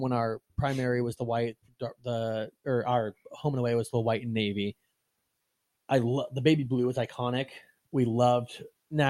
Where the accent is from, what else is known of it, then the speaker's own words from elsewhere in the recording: San Diego, California, United States; born there; I always said the Padres because I was born in San Diego.